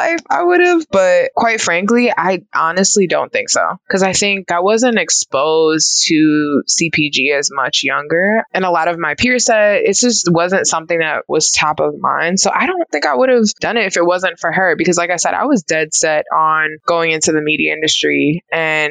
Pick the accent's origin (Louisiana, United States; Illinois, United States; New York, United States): New York, United States; New York City; I'm originally from New York City, born and raised there, and I ended up going to college there as well